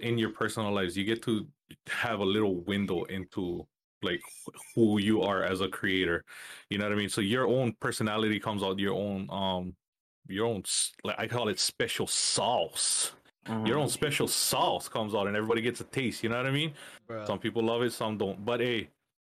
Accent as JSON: {"language": "English", "area": "Molokai", "region": "Hawaii", "country": "United States", "moved": "yes", "lives_now": "Maui, United States", "said": "I'm originally from Molokai, Hawaii, and I've moved over to Maui"}